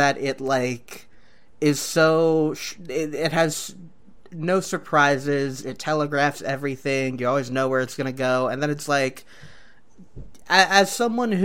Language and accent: English; Detroit, Michigan, United States; I grew up in Detroit in the 2000s